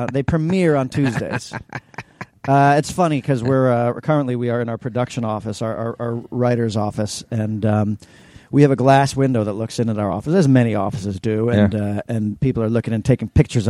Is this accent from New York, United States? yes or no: yes; New York City, New York, United States; growing up on, in New York City on East 86th Street, which every parade went down